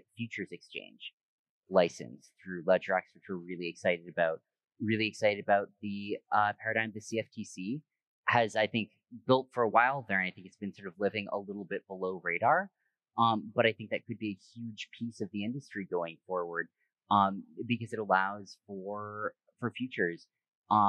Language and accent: English; United States; moved away as an adult; also born or lived in New York / Bay Area / Hong Kong; I grew up here in the States